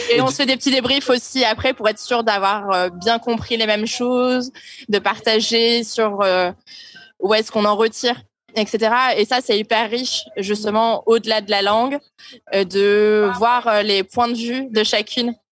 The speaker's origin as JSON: {"language": "French", "region": "Hauts-de-France", "country": "France", "said": "je viens du nord de la France, d'un village qui s'appelle Dourlaire à 130 km de Lille"}